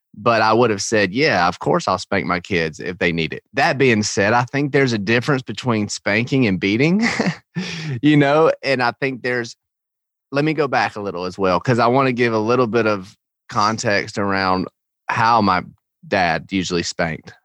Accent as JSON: {"language": "English", "region": "Georgia", "country": "United States", "tie": "born or raised there", "said": "I grew up in Georgia in the South"}